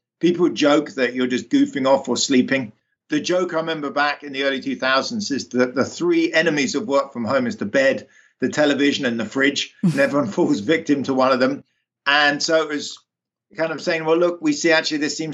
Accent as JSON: {"language": "English", "region": "London", "country": "United Kingdom", "tie": "born or raised there", "moved": "yes", "said": "I grew up, you can probably tell from my accent, in the UK, in London"}